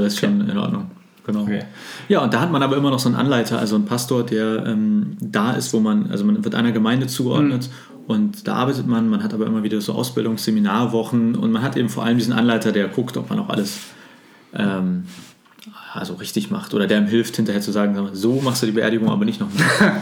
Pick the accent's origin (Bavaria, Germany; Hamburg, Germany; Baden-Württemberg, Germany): Hamburg, Germany; also born or lived in Greifswald / Berlin; Und ich bin gebürtiger Hamburger und bin froh, auch jetzt in Hamburg gelandet äh, zu sein.